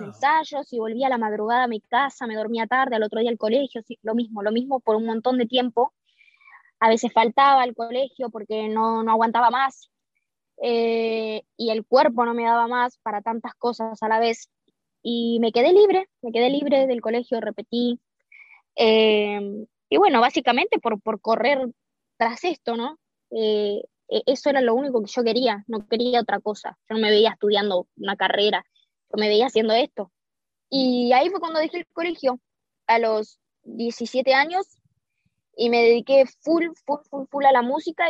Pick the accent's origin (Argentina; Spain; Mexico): Argentina; en mi país